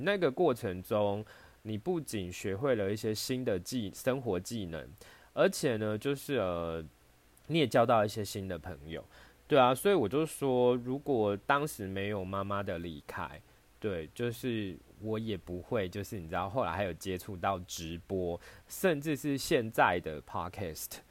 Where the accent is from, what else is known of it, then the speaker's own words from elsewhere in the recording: Taiwan; 我生在台湾